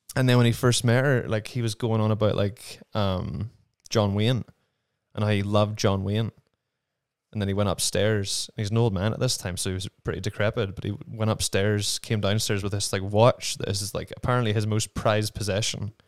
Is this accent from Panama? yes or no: no; Ballymena, Northern Ireland, United Kingdom; moved away as an adult; also born or lived in London; now in New Mexico, United States; I, um, did all of my growing up in Ballymena, my hometown